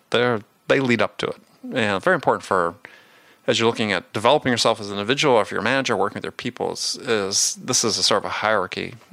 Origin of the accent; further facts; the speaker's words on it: Wisconsin, United States; I grew up in Wisconsin at that time